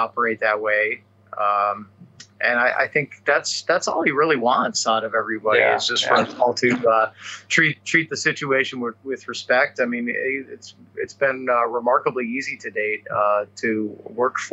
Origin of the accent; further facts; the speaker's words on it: Chicago, Illinois, United States; I grew up in the Chicago area